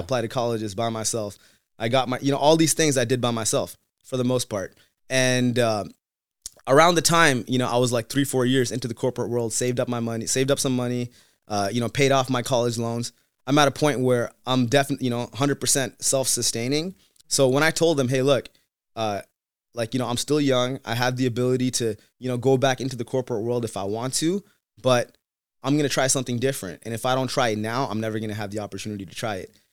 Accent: Seattle, Washington, United States; also born or lived in Tamil Nadu; growing up in Seattle without too many other Tamil people

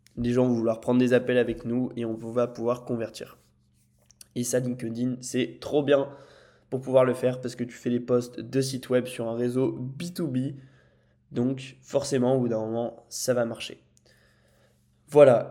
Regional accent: Lille, Hauts-de-France, France; moved away as an adult; now in Nice, France; je suis parti de ma maison à Lille avec mes parents pour vivre tout seul à Nice

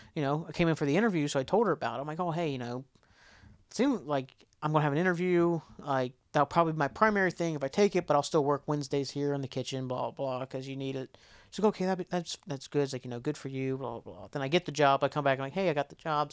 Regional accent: McDermott, Ohio, United States; I was from McDermott. I never really went to Portsmouth or anything until I started going to college

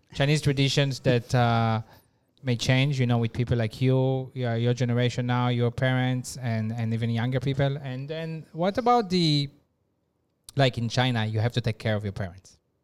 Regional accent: Israel; moved away; I'm from Israel

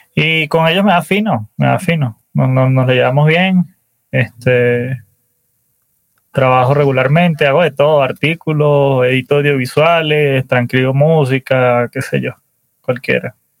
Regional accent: Valencia, Carabobo, Venezuela; moved away as an adult; now in Colombia; yo nací en Valencia, Venezuela

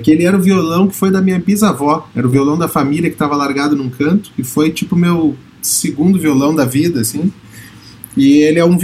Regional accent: Bahia, Brazil; born there; Você sabe que eu nasci na Bahia, né?

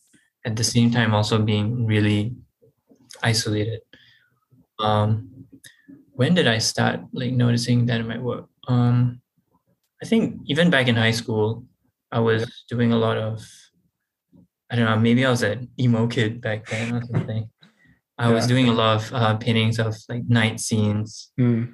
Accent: Singapore; moved away as an adult; now in Rhode Island, United States; growing up in Singapore, it's a very like urban environment

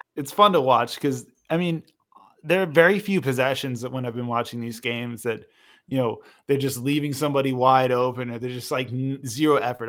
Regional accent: Portland, Oregon, United States; I grew up in Portland, and I got to grow up around Blazers fans

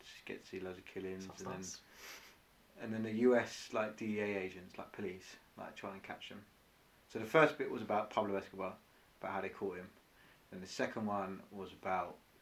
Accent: Croydon, London, United Kingdom; moved away; I'm from Croydon

